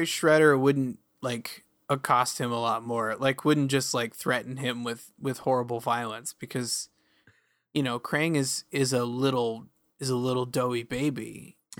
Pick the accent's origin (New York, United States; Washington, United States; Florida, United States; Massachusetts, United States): Washington, United States; Woodinville; growing up in Woodinville meant that everyone, everyone's dad worked at Microsoft because it was right by Redmond